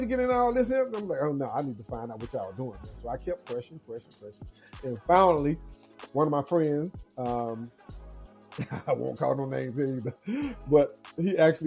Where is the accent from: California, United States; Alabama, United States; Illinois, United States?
Alabama, United States; Mobile; I grew up in Mobile, Alabama, in a small town called Maysville